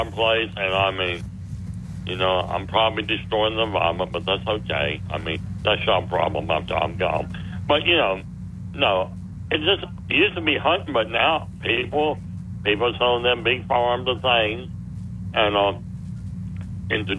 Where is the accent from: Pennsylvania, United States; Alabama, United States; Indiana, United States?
Alabama, United States; Tuscaloosa; I grew up here in Tuscaloosa